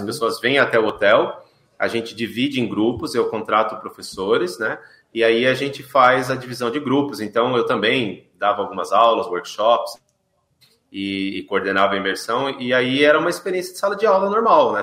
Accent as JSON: {"language": "Portuguese", "region": "São Paulo", "country": "Brazil", "tie": "born or raised there", "also_born_or_lived": "Sorocaba", "moved": "as an adult", "lives_now": "Ibiúna, Brazil", "said": "eu nasci em Sorocaba, mas com dois uhum. anos, né, ainda bebê, fui para São Paulo. Então eu cresci em São ah. Paulo"}